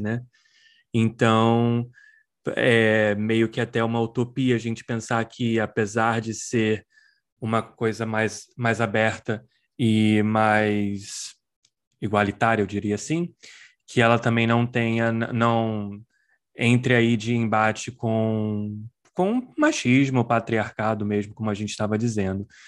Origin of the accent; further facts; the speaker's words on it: Brazil; moved away; não estou no Brasil agora, mas nasci e fui criado no Brasil